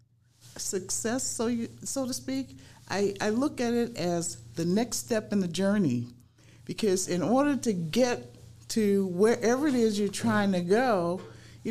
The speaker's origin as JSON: {"language": "English", "town": "New Orleans", "region": "Louisiana", "country": "United States", "tie": "born or raised there", "also_born_or_lived": "Michigan", "moved": "as an adult", "lives_now": "South Sound, Washington, United States", "said": "growing up in New Orleans was a wonderful experience for me"}